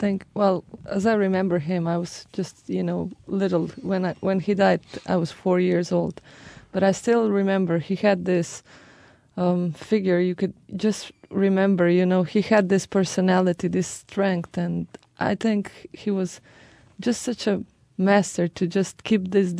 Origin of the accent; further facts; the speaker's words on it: Bled, Upper Carniola, Slovenia; I'm from Bled.